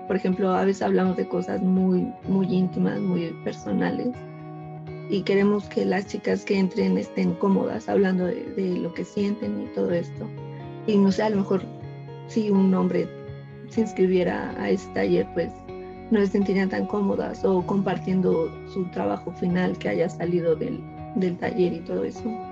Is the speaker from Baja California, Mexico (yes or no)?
no; Ecatepec, State of Mexico, Mexico; yo soy de aquí, de Ecatepec